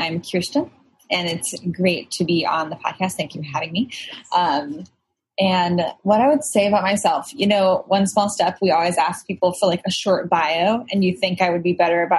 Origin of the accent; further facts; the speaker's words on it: Texas, United States; moved away as an adult; also born or lived in Illinois; now in New York, United States; I'm from Illinois, but grew up in Texas.